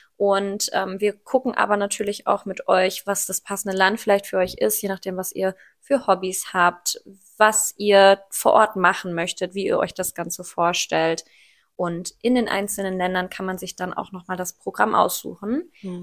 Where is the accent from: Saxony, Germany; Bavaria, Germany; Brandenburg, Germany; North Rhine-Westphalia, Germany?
North Rhine-Westphalia, Germany; Ruhr area; ich bin 24 und ich komme aus dem Ruhrpott